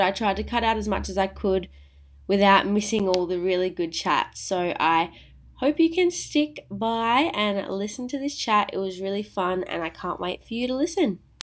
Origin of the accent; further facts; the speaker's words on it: Esperance, Western Australia, Australia; moved away; my hometown which is Esperance